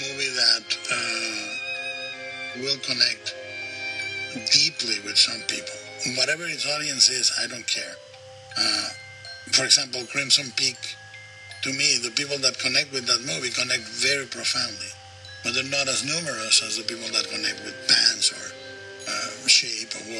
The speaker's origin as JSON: {"language": "English", "country": "Mexico", "tie": "born or raised there", "said": "the melodrama I grew up with in Mexico"}